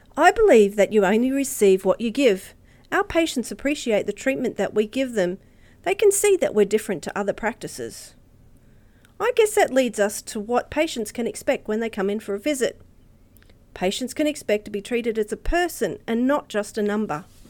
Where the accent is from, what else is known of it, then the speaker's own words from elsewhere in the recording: Redcliffe, Queensland, Australia; I grew up in Redcliffe, so I consider myself a local, and I still live close